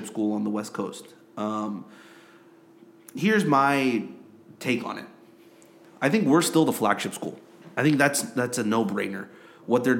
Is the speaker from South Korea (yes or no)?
yes; South Korea; moved away as an adult; I grew up in Korea